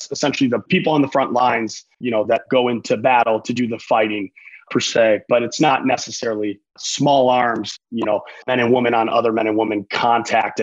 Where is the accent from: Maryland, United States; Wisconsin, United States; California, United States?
Wisconsin, United States; Madison; now in Los Angeles, United States; So I'm originally born and raised in Madison, Wisconsin. That's where I'm from